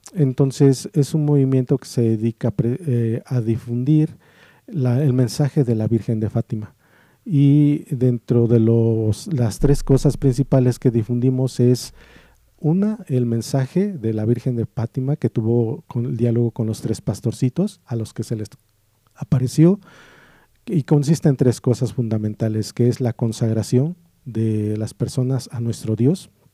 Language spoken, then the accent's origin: Spanish; Morelos, Mexico; moved away; yo entonces vivía en el estado de Morelos. Y ahí en mi pueblo